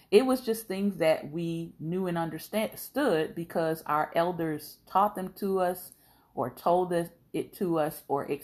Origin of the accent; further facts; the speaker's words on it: Florida, United States; I'm like, No. I'm from South Florida. What are you talking about?